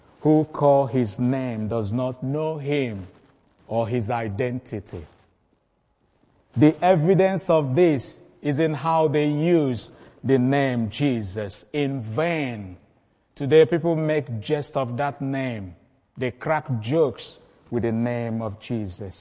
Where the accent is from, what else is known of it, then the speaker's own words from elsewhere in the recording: Igbo, Igboland, Nigeria; I'm from the Igbo tribe.